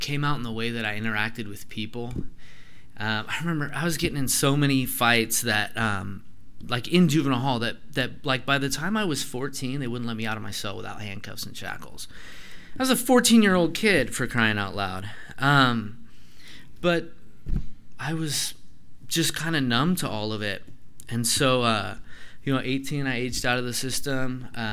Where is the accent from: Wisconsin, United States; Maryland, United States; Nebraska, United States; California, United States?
California, United States; Grass Valley; I was born in Grass Valley.